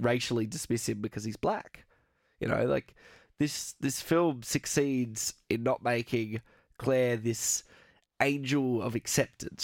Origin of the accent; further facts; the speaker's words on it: Australia; we're both Australian